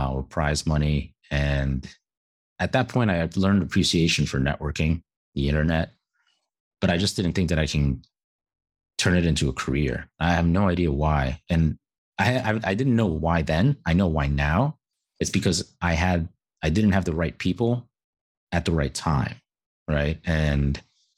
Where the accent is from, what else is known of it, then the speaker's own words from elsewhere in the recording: New York City, New York, United States; growing up in New York City